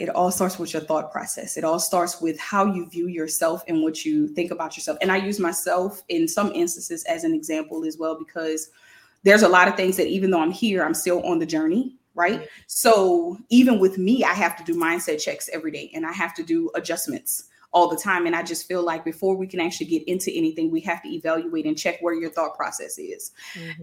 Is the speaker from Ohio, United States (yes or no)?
no; New Orleans, Louisiana, United States; now in Baton Rouge, United States; I am from New Orleans, Louisiana, y'all, but I live in Baton Rouge right now